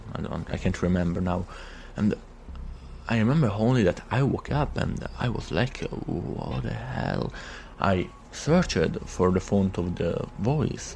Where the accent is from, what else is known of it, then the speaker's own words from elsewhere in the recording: Italy; from Italy